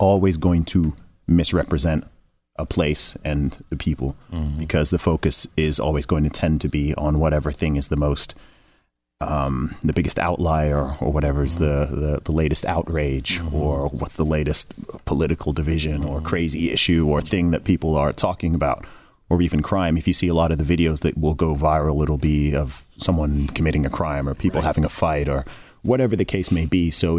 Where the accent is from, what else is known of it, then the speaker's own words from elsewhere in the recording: Saudi Arabia; growing up in Saudi Arabia, I've known lots of American people from the beginning.